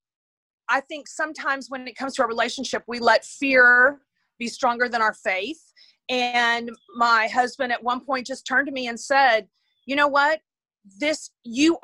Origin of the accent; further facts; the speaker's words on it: Houston, Texas, United States; I grew up in Houston, Texas.